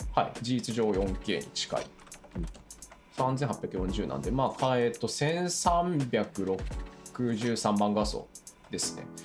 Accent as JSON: {"language": "Japanese", "town": "Tsubame", "region": "Niigata", "country": "Japan", "tie": "born or raised there", "said": "新潟県燕市出身なんですけど"}